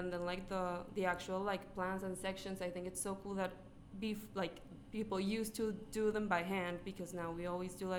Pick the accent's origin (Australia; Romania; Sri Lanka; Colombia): Colombia; now in United States; I'm from Colombia, like the country, not the school.